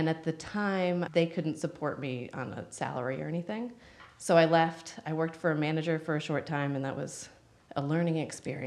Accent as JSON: {"language": "English", "region": "North Carolina", "country": "United States", "tie": "born or raised there", "also_born_or_lived": "New York", "moved": "yes", "said": "I'm from North Carolina and grew up there and always wanted to move to New York"}